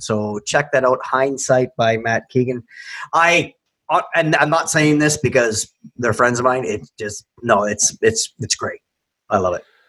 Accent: Canada; we're just Canadian dumb Canadians

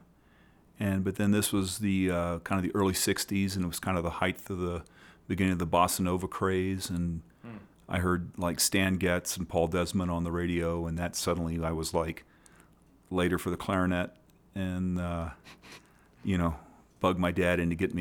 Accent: Florida, United States; moved away as an adult; also born or lived in Illinois; now in Colorado, United States; I was born in Illinois, spent about 9-10 years there, and then we moved to Florida, grew up in Florida, kind of the Space Coast area, Cocoa Beach, Melbourne

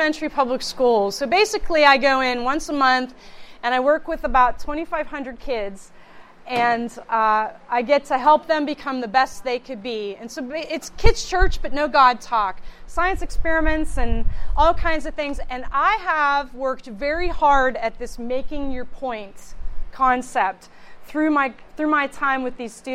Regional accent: Youngstown, Ohio, United States; also born or lived in Pittsburgh; I hail from the Youngstown area. I was born in Pittsburgh, but I've lived there all my... I've lived in Youngstown basically all my life.

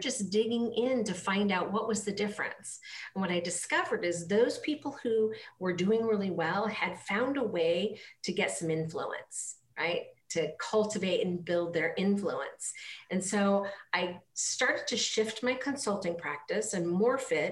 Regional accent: Petersburg, Alaska, United States; moved away as an adult; now in Florida, United States; I grew up actually in Petersburg, which is a small island in southeast Alaska

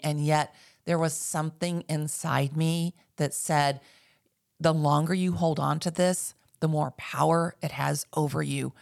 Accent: Dallas, Texas, United States; moved away as an adult; now in Northwest Arkansas, United States; I grew up in North Texas, uh, and, and of course in Dallas

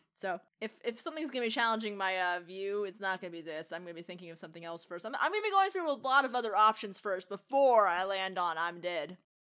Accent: United States; being the American

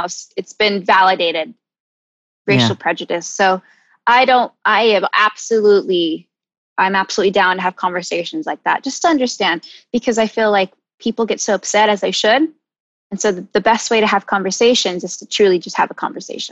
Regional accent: Charlotte, North Carolina, United States; also born or lived in San Diego, California; I moved to Charlotte, North Carolina.

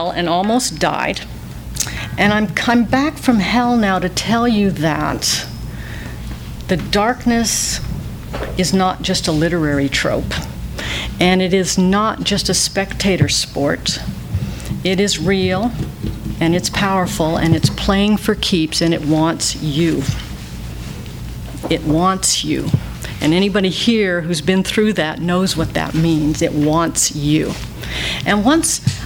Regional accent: Calgary, Alberta, Canada; moved away; I was up in Calgary, my hometown

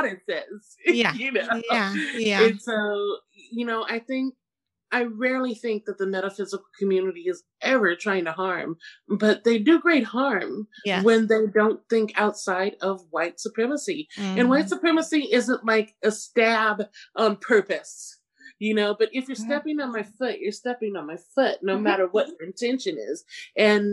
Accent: Seattle, Washington, United States; I grew up in Seattle, you know, in the early 90s

